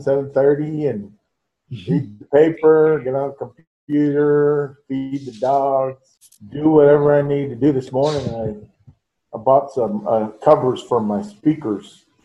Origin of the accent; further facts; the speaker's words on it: San Antonio, Texas, United States; I grew up over in the Delview area between West Avenue and Vance Jackson.